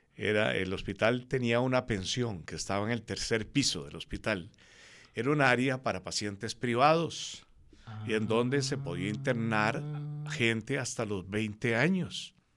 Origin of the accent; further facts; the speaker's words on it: Cartago, Costa Rica; Yo nací en Cartago un 28 de marzo de 1950.